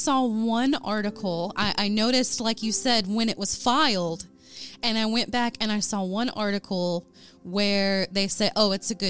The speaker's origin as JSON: {"language": "English", "town": "Ada", "region": "Oklahoma", "country": "United States", "tie": "born or raised there", "said": "And I'm actually from Ada, Oklahoma. Okay. Born and raised."}